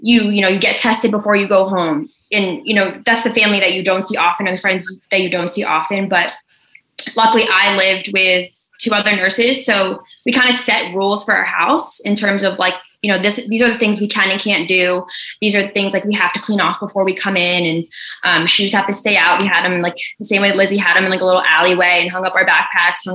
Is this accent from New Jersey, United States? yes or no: yes; New Jersey, United States; now in Baltimore, United States; I'm from New Jersey